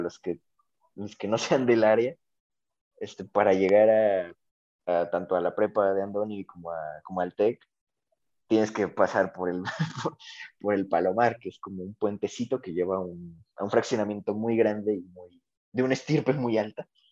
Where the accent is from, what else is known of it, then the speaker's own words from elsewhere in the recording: Mexico; nosotros como, como, tanto mexicanos como latinoamericanos